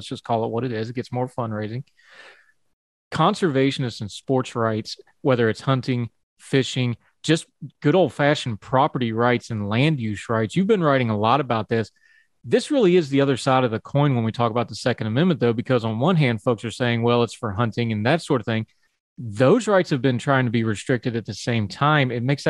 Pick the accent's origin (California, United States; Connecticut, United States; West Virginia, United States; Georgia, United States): West Virginia, United States; because I grew up rurally. I grew up in West Virginia, big hunting state.